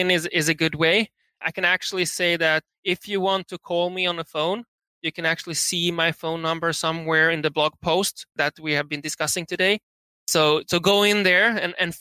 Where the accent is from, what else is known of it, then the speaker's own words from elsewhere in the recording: Sweden; moved away as an adult; also born or lived in San Francisco; we are from Sweden, living in San Francisco back then